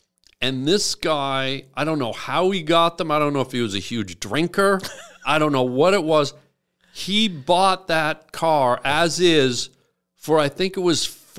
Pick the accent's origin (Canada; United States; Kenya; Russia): Canada; Toronto, Ontario; I grew up in North York at Leslie and Dom Mills, right in the shadow of Fairview Mall.